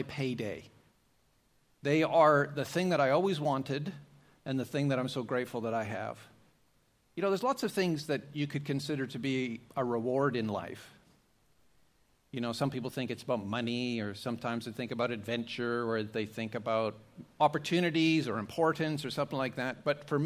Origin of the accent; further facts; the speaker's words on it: Canada; moved away as an adult; now in Australia; I'm Canadian by birth, but I've been living in Australia for 29 years now